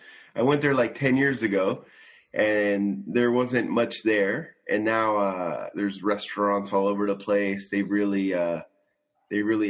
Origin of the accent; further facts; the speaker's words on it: Simi Valley, California, United States; now in Tokyo, Japan; I'm living in Tokyo, Japan, and I'm from Simi Valley, California